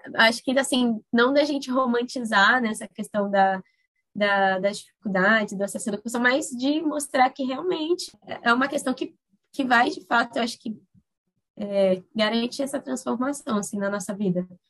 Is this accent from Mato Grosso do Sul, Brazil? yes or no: yes; Corumbá, Mato Grosso do Sul, Brazil; moved away as an adult; also born or lived in Miranda, Mato Grosso do Sul; now in Boa Vista, Brazil; eu sou natural de Corumbá, no MS, é, venho de uma família bem grande, né, que vivia na área rural pantaneira.